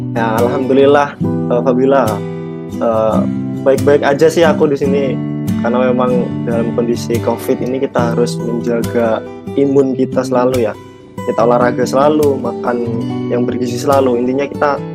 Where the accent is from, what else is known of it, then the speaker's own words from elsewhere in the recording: Jember, East Java, Indonesia; aku dari Bangsal Sari Jember. Aku asli orang Jember